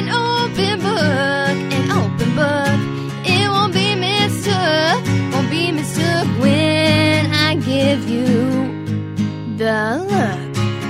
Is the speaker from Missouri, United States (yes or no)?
no; Virginia, United States; I shot it in my hometown in Virginia